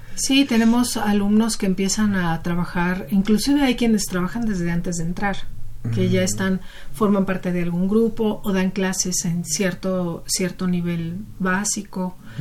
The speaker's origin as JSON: {"language": "Spanish", "region": "Sonora", "country": "Mexico", "tie": "born or raised there", "also_born_or_lived": "Mexico City", "moved": "as an adult", "said": "yo soy de Sonora, yo estudié la preparatoria allá"}